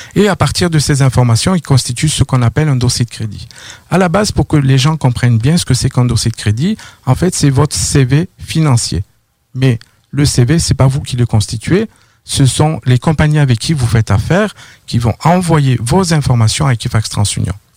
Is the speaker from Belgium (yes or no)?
no; near Toulouse, Occitania, France; moved away as an adult; also born or lived in Paris, France; now in Quebec, Canada; j'ai grandi dans le sud de la France, pas loin de Toulouse